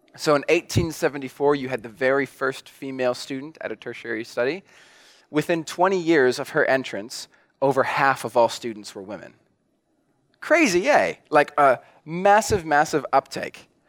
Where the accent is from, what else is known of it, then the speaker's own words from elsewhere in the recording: New Zealand; I'm a Kiwi